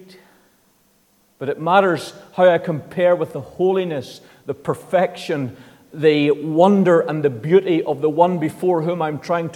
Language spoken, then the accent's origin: English; Northern Ireland, United Kingdom; I come from the Protestant side of the community in Northern Ireland. That's just what I've grown up in.